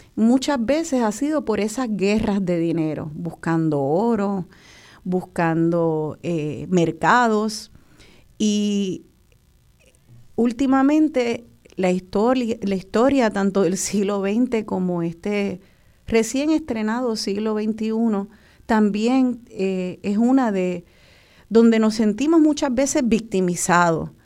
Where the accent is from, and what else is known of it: Puerto Rico